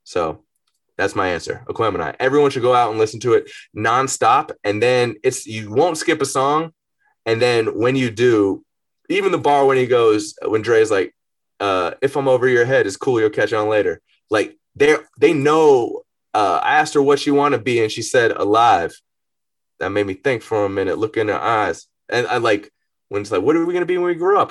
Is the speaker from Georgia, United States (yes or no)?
yes; Atlanta, Georgia, United States; also born or lived in Marietta, Georgia; growing up in Atlanta